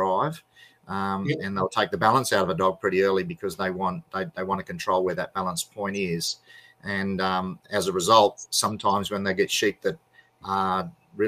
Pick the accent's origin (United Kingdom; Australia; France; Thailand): Australia